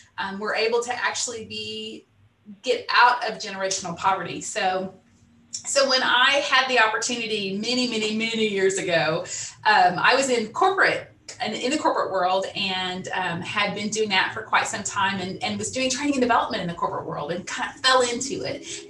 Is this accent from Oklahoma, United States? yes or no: yes; Salina, Oklahoma, United States; also born or lived in Dallas, Texas; now in Tulsa, United States; I grew up in Salina, Oklahoma, tiny little town, northeast of here